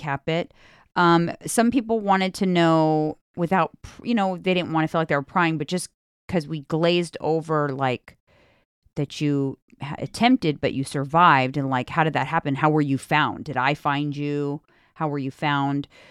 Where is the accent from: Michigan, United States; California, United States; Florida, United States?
California, United States; I'm from California.